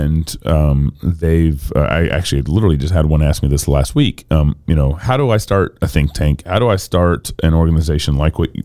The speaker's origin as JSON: {"language": "English", "region": "Texas", "country": "United States", "tie": "born or raised there", "said": "I was born and raised in Texas."}